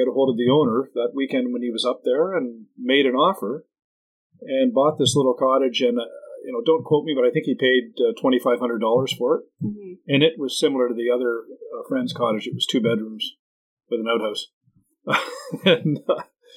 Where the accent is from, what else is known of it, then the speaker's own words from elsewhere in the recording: Mississauga, Ontario, Canada; moved away as an adult; now in Parry Sound, Canada; we're from Mississauga